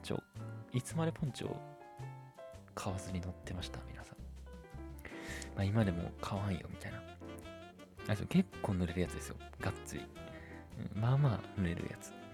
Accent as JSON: {"language": "Japanese", "town": "Gamagori", "region": "Aichi", "country": "Japan", "tie": "born or raised there", "said": "僕の地元のラグーナ蒲郡っていうとこにもね"}